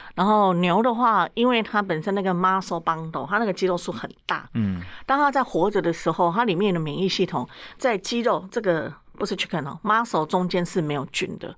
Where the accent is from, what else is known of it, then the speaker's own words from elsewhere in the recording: Taiwan; also born or lived in United States; 我们台湾是习惯烤地瓜